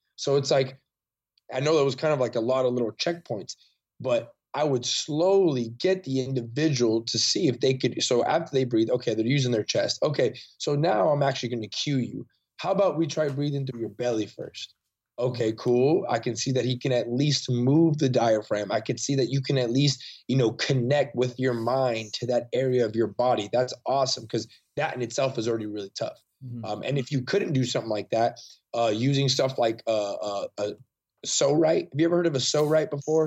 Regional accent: Salinas, California, United States; moved away as an adult; now in Austin, United States; my hometown in Salinas, mm-hmm. California

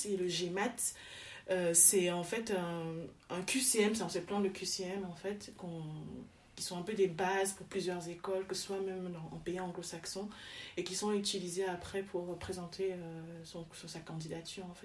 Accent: Douala, Littoral, Cameroon; moved away as an adult; also born or lived in Yaoundé / France / Zaventem, Belgium; now in Belgium; je suis camerounaise de Douala, où je suis, donc je suis née à Yaoundé, mais j'ai grandi à Douala

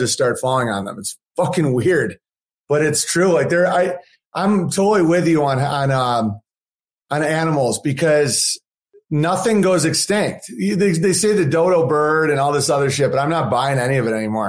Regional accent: Oswego, New York, United States; I was raised in Oswego, New York with three nuclear power plants on Lake Ontario

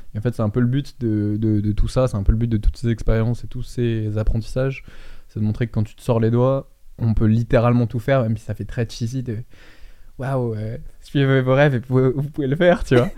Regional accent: France; quand j'étais rentré en France, j'étais un des seuls euh, Français aussi jeunes dans le fitness game

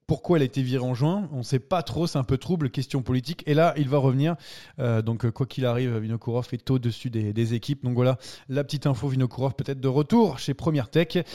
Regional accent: France; Si on râle, c'est parce qu'on est français déjà

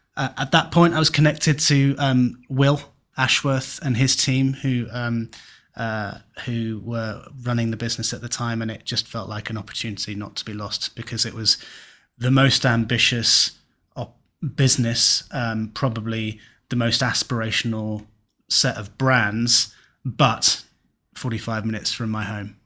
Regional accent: Kent, South East England, United Kingdom; now in Cornwall, United Kingdom; I'm from Kent, moved to Cornwall

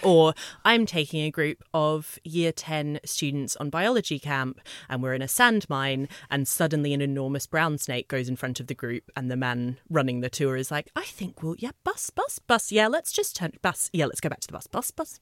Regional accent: Australia; moved away as an adult; I've been here fifteen years, but yes, I am from Australia.

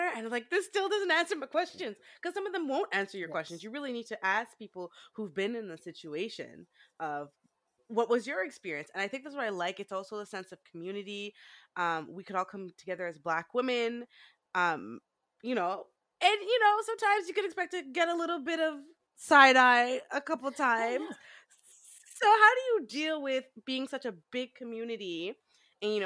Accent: Montreal, Quebec, Canada; moved away as an adult; I'm originally from Montreal.

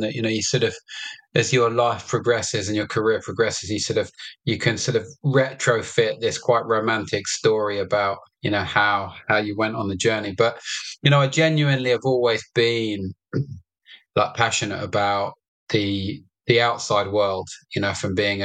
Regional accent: London, United Kingdom; I was born in London and raised in London

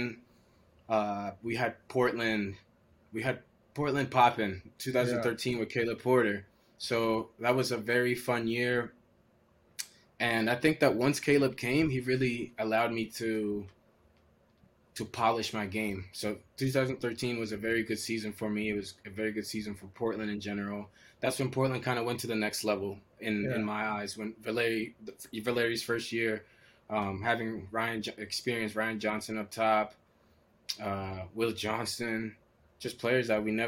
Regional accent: Costa Rica; moved away; also born or lived in Maryland, United States; growing up in Costa Rica

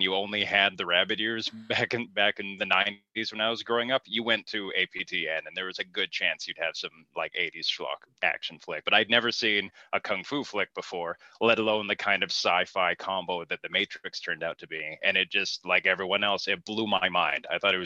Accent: Whitehorse, Yukon, Canada; I grew up in Whitehorse, Yukon

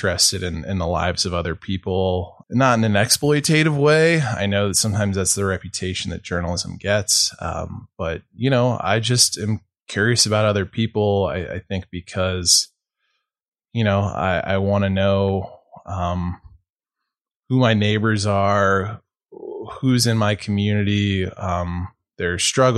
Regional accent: St. Louis, Missouri, United States; also born or lived in Billings, Montana; now in Montana, United States; I'm originally from St. Louis

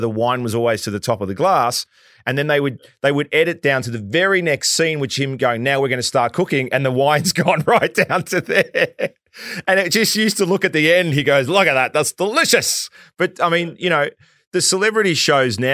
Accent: Australia; being Australian

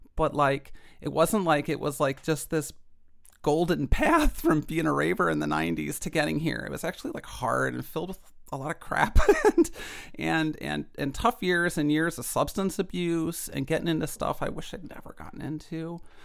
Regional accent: Chicago, Illinois, United States; I grew up in Chicago in the nineties

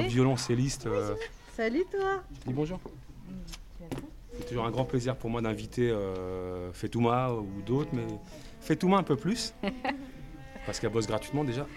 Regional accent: Aubervilliers, Île-de-France, France; Je suis né, j'ai grandi, j'habite toujours à Aubervilliers, dans le quartier de la Maladrerie

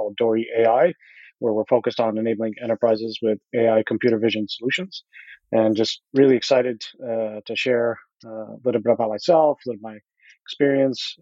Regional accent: Fairport, New York, United States; I grew up in a small town called Fairport, which was a suburb of Rochester, New York. And so I pretty much was born and raised in the same house there

